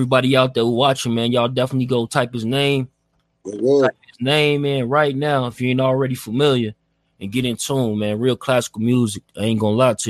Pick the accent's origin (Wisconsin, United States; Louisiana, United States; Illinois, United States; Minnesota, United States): Illinois, United States; Chicago; now in Las Vegas, United States; I'm in Las Vegas right now. I'm from Chicago